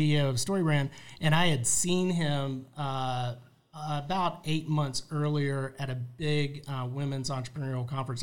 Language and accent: English; Charlotte, North Carolina, United States; moved away as an adult; also born or lived in Raleigh, North Carolina / Cary, North Carolina / Gwinnett County, Georgia; now in Georgia, United States; I'm a North Carolina guy, born yeah. and raised in Charlotte